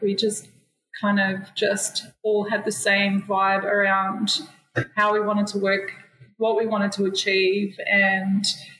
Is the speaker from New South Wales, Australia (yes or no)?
yes; Sydney, New South Wales, Australia; I grew up in Botany, and I saw back in the 80s, and I grew up here in the 90s and watched it change